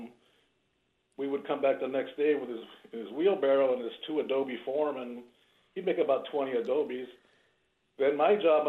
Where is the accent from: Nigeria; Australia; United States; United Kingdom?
United States; South Tucson, Arizona; I grew up in South Tucson at my grandmother's house